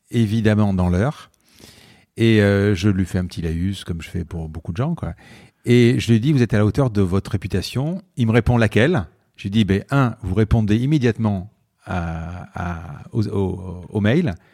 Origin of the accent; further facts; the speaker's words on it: Marseille, Provence-Alpes-Côte d'Azur, France; je viens de Marseille, quoi. Je veux dire, je viens de Marseille, j'ai une nuit à l'hôtel